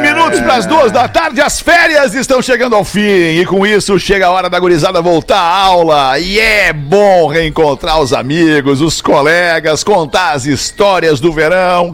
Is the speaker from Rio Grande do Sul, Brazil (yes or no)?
yes; Porto Alegre, Rio Grande do Sul, Brazil; eu lembro da, da minha infância, ali na Calduro, ali também, com, com o Charles, com o Flávio, os caras do TNT, ali, aquela galera com quem eu cresci